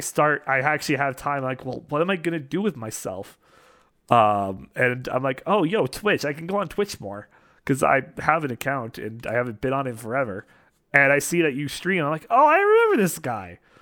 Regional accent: Western Canada, Canada; As a fellow Canadian, uh, out in the western part of Canada

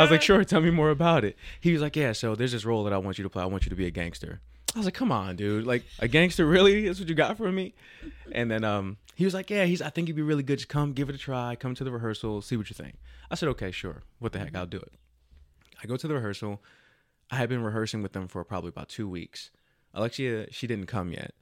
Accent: Jersey City, New Jersey, United States; now in Texas, United States; I am born and raised in Jersey City

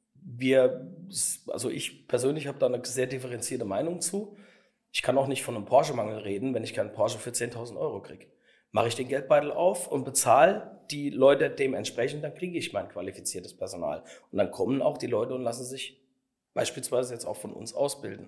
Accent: Saarland, Germany; es ist alles bei uns im Saarland so noch so ein bisschen hemdsärmelig

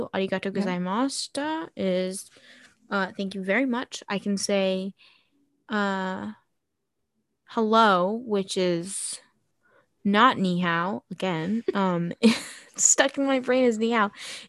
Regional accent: Japan; born there; I was born in Japan, you guys, and I am 98% Japanese

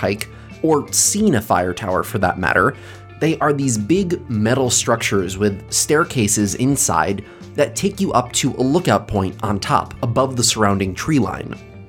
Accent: the Catskills, New York, United States; Growing up in the Catskills

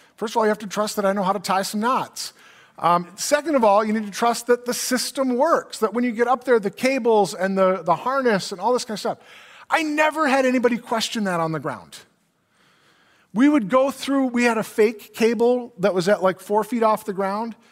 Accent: Brainerd, Minnesota, United States; I grew up in Brainerd, which is Crow Wing County

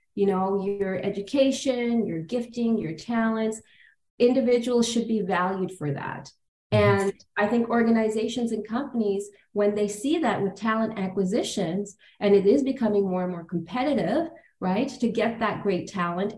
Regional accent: Toronto, Ontario, Canada; I grew up on the Danforth, you know, a mm. little big town.

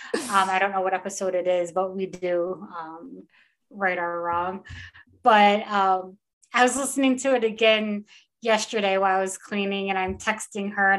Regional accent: Taylor, Michigan, United States; also born or lived in Oakland County, Michigan; I was born and raised in Taylor, Wayne County girl, before I became an Oakland County girl

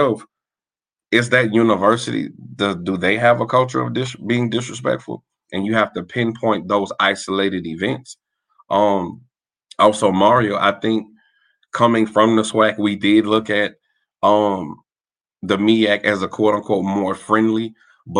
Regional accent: Louisiana, United States; I'm from Louisiana

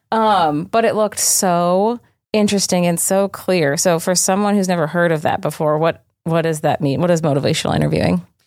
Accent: New Hampshire, United States; I'm from New Hampshire

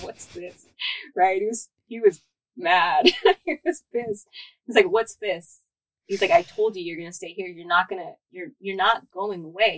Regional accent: San Jose, California, United States; moved away as an adult; also born or lived in San Luis Obispo; now in Los Angeles, United States; I grew up in Eastside San Jose.

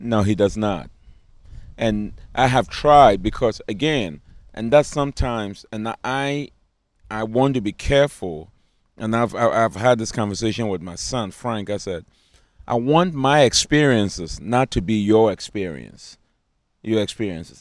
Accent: Ghana; accent: African; now in United States; I grew up in Ghana

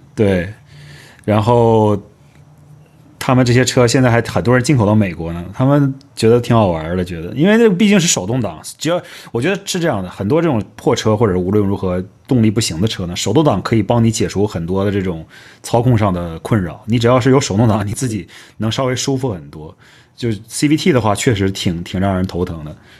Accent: Northeast China, China; 尤其我家在东北

